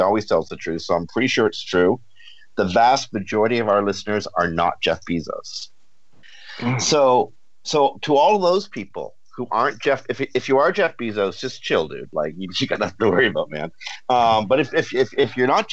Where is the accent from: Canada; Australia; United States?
Canada; we're Canadian